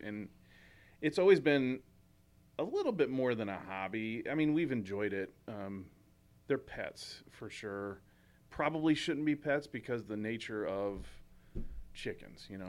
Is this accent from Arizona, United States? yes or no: no; St. Charles, Missouri, United States; in Saint Charles, when I was growing up